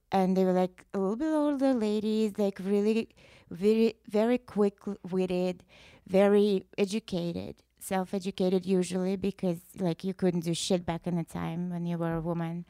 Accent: Russia; English is a second language; moved away as an adult; now in United States

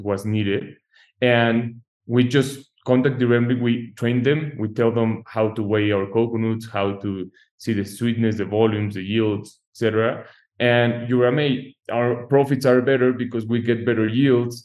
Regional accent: Mexico; moved away; I'm an architect from Mexico, so I'm new to the US market

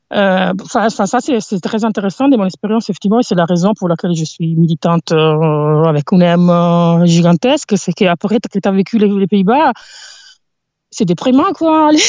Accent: near Milan, Lombardy, Italy; French is a second language; moved away as an adult; also born or lived in southern Italy / United States / Netherlands / Montpellier, France; now in France; J'ai grandi en Italie

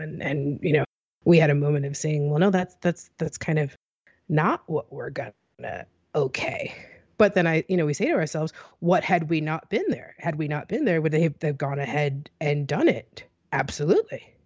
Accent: United States; I'm an American.

